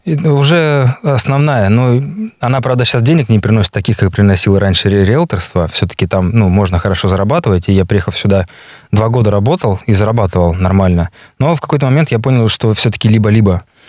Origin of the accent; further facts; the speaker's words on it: Saint Petersburg, Russia; moved away as an adult; now in Yakutia, Russia; я с Питера, питерский, якут